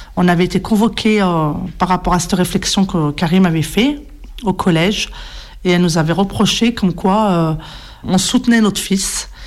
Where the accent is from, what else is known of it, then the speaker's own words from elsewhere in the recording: Rouen, Normandy, France; je suis née ici, sur Rouen. J'ai grandi là.